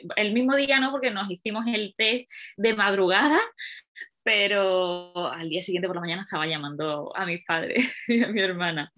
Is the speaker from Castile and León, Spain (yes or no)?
no; Málaga, Andalusia, Spain; moved away as an adult; now in Madrid, Spain; vivo en Madrid desde hace, bueno, desde 2010, llevo ya muchos años aquí, pero soy de Málaga